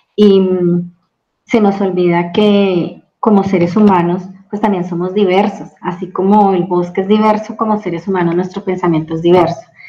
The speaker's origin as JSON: {"language": "Spanish", "region": "Bogotá", "country": "Colombia", "tie": "born or raised there", "also_born_or_lived": "Oklahoma, United States", "moved": "as an adult", "lives_now": "Chihuahua, Mexico", "said": "soy colombiana, nacida en la ciudad de Bogotá, la capital de Colombia"}